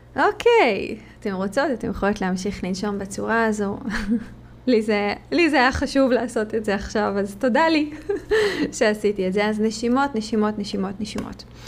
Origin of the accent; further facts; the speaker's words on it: Israel; moved away; כישראלית, יהודייה שנמצאת במד-, במדינות כרגע אחרות